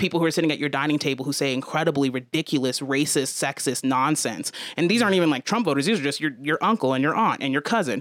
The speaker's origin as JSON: {"language": "English", "town": "Aurora", "region": "Colorado", "country": "United States", "tie": "born or raised there", "said": "growing up in Aurora"}